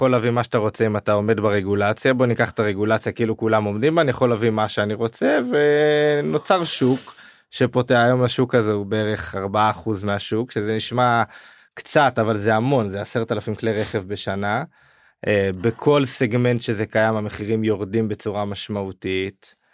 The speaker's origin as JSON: {"language": "Hebrew", "town": "Jerusalem", "region": "Jerusalem District", "country": "Israel", "said": "אנחנו ירושלמים, אנחנו היברידים"}